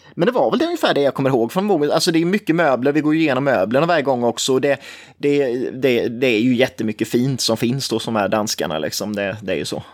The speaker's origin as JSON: {"language": "Swedish", "town": "Forsserum", "region": "Jönköping County", "country": "Sweden", "tie": "born or raised there", "said": "jag är från Forsrum som ligger nära Nässjö. Och alltid liksom växt upp med den här stolfabriken"}